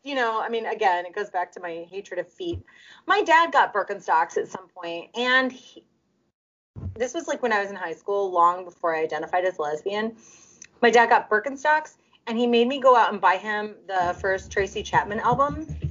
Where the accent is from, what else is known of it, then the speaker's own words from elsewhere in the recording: Russia; accent: Russian; Russian like I am